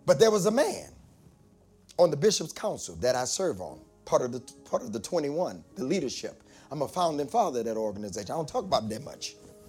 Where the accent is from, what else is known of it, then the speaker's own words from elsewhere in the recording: Detroit, Michigan, United States; moved away; also born or lived in Delaware; I'm from Detroit. I was in Delaware then